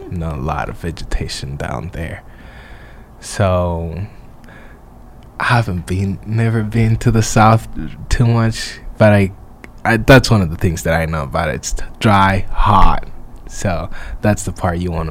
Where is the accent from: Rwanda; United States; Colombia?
Rwanda; moved away; I'm from Rwanda